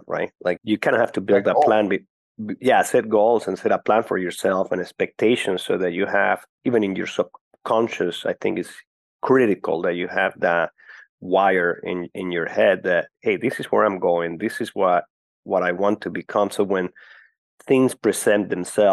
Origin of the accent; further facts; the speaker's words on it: Caracas, Capital District, Venezuela; moved away; I was born and grew up in Caracas, Venezuela.